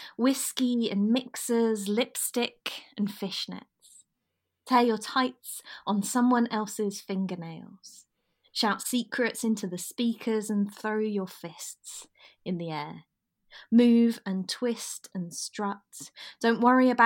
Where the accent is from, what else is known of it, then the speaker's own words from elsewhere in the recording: West Norfolk, East of England, United Kingdom; I'm originally from West Norfolk, so about an hour and a half drive from Norwich.